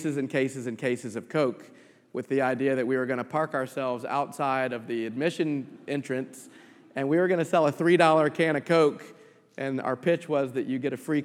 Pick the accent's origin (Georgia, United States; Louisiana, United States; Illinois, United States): Georgia, United States; Atlanta; I was born and raised in Atlanta